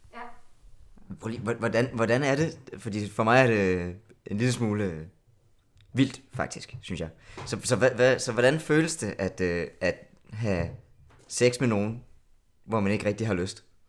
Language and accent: Danish; South Funen, Southern Denmark, Denmark; moved away as an adult; now in Copenhagen, Denmark; jeg er fra Sydfyn. Øhm, så jeg er flyttet til København